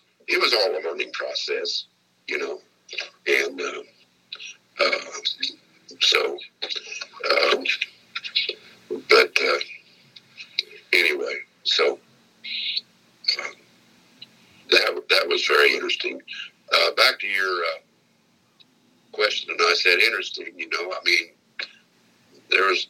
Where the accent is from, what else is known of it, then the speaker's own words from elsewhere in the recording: Indiana, United States; I was a veterinarian from Indiana